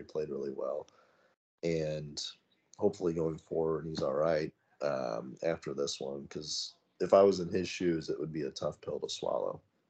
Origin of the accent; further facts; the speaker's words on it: United States; You always are partial as an American